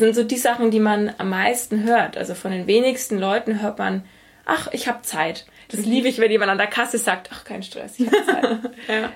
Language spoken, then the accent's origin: German; Germany; ich als Deutsche